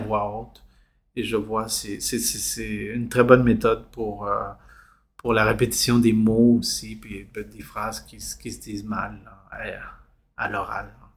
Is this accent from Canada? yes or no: yes; Montreal, Quebec, Canada; also born or lived in Chile; je suis arrivé ici enfant à 5 ans